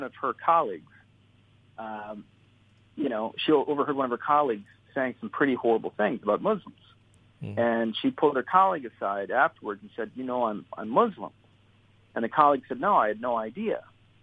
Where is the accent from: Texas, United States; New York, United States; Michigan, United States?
Michigan, United States; Southeast; I was born and raised in Southeast Michigan